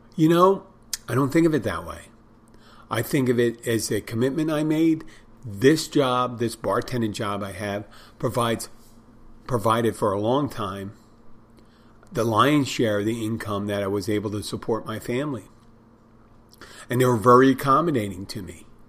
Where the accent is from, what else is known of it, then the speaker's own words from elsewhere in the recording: Philadelphia, Pennsylvania, United States; I'm from Philadelphia